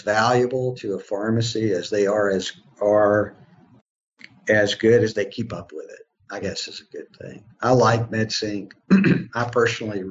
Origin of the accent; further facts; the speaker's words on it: Alabama, United States; also born or lived in Shreveport, Louisiana; now in Nashville, United States; I'm from Alabama